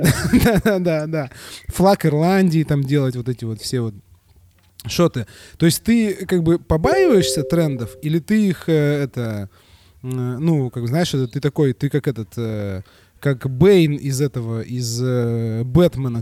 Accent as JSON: {"language": "Russian", "region": "Saint Petersburg", "country": "Russia", "said": "я не из Москвы, я из Питера. Я из Питера"}